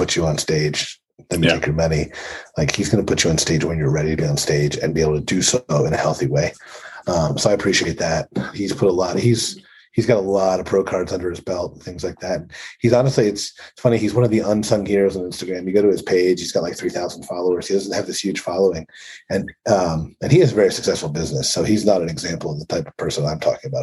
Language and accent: English; Pennsylvania, United States; born or raised there